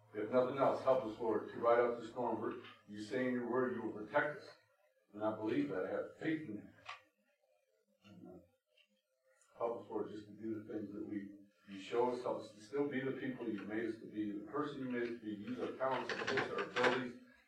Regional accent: United States; we as American people

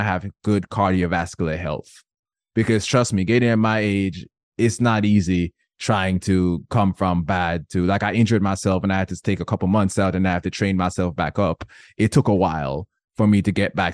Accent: Jamaica; I'm Jamaican.

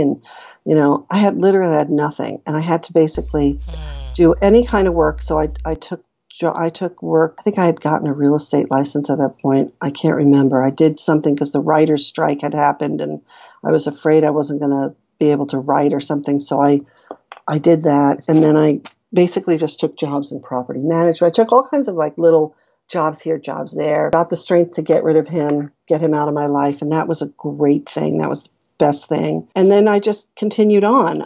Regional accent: New York, United States; our public school, I'm from New York, so we had a, I was in a really rough public school

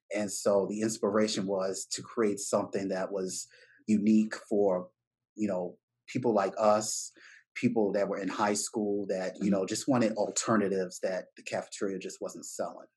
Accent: Baltimore, Maryland, United States; I'm from Bmore

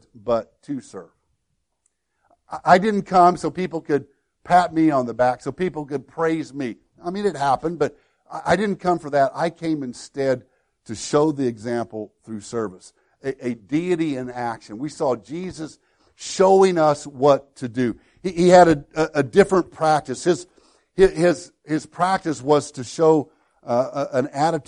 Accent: Woodlawn, United States; my hometown of Woodlawn

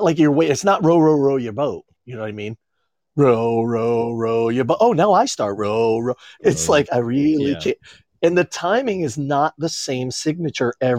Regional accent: Maine, United States; now in Florida, United States; growing up in Maine

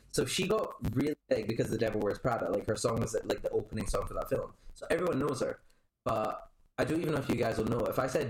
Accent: Scotland, United Kingdom; People have actually said, are you American? Like, thinking I'm from somewhere over there. I'm like, no. My accent just doesn't sound Scottish.

